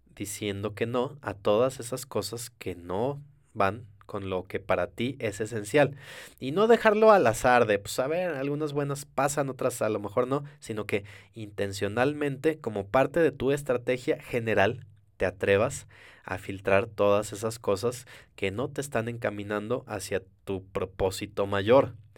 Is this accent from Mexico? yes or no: yes; Mexico